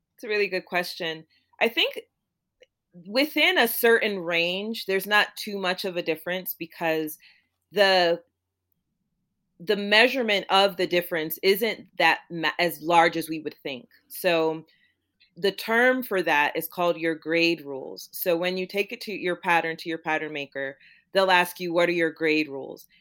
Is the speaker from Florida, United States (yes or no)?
yes; Florida, United States; also born or lived in Jamaica; my family is from Jamaica, and I grew up in Florida